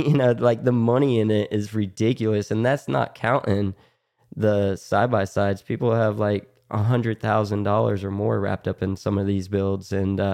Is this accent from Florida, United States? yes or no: yes; Florida, United States; Growing up in Florida, no one really wears helmets down here.